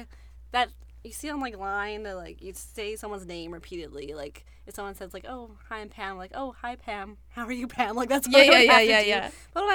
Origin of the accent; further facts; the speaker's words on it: Surrey, British Columbia, Canada; also born or lived in East Vancouver; now in New Westminster, Canada; I'm from Surrey, but I was living in East